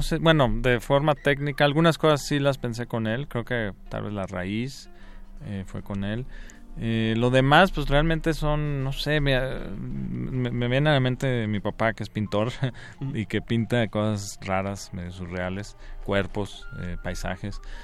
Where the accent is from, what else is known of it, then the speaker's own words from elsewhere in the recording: Guanajuato, Mexico; yo crecí ahí en Guanajuato